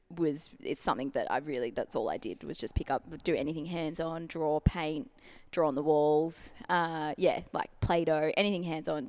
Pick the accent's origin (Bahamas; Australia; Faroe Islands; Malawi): Australia; Melbourne, Victoria; born and bred in Melbourne, full-time artist